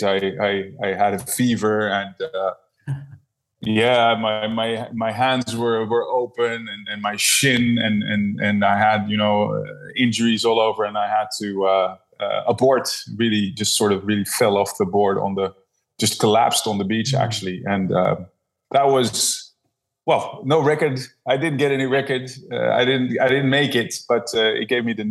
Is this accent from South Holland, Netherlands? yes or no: yes; Leiden, South Holland, Netherlands; I'm from the Netherlands. Leiden, the Netherlands.